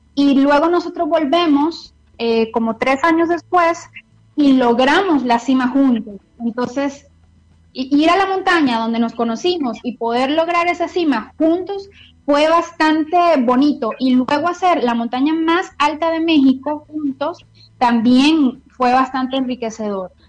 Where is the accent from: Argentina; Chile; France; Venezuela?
Venezuela; moved away as an adult; now in Costa Rica; Yo soy venezolana, este, em, pasé 27 años de mi vida viviendo en Venezuela.